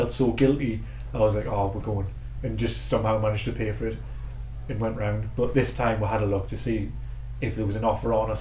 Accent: Newcastle upon Tyne, North East England, United Kingdom; where we are from Newcastle

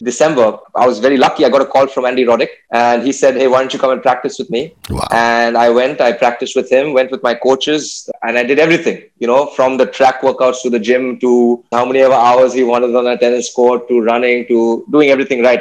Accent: Chennai, Tamil Nadu, India; I grew up in Chennai.

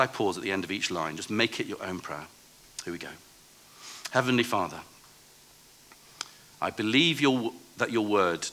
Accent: England, United Kingdom; I'm a pastor from England

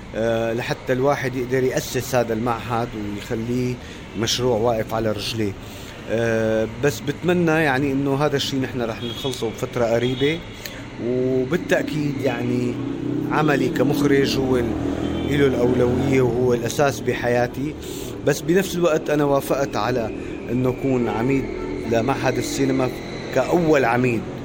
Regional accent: Damascus, Damascus Governorate, Syria; moved away as an adult; also born or lived in Netherlands / Russia; انا طفولتي وصباي وشبابي كلها قضيتها في دمشق

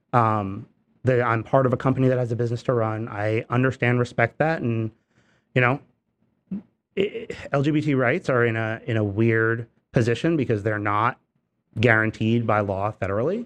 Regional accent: Newburgh, New York, United States; I grew up in the Hudson Valley, but I grew up in a, in a city called Newburgh

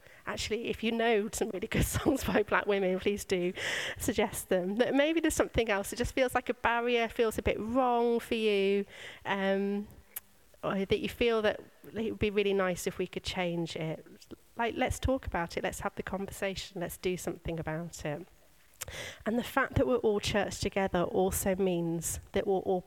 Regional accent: United Kingdom; we are British.

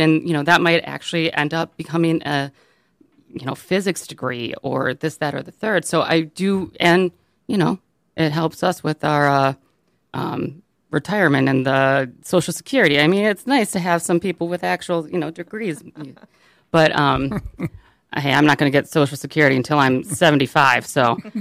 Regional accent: Birmingham, Michigan, United States; I grew up in Birmingham

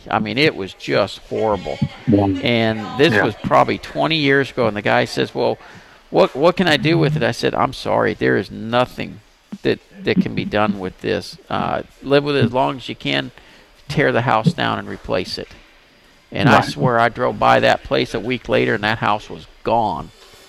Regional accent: Pasadena, United States; I grew up in Pasadena.

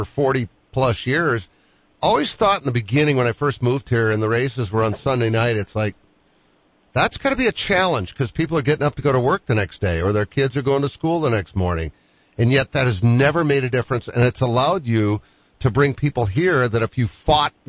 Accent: Boston, Massachusetts, United States; moved away; I'm from Boston

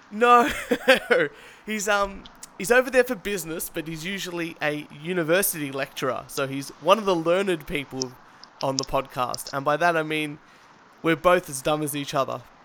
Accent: Australia; I, as an Australian, using an ISP

